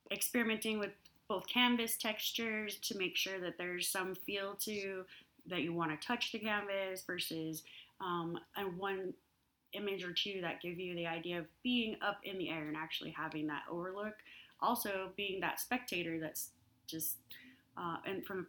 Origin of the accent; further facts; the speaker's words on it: Albuquerque, New Mexico, United States; moved away; one of the things that I miss the most about New Mexico, specifically Albuquerque, is the Albuquerque International Balloon Fiesta with all the hot air balloons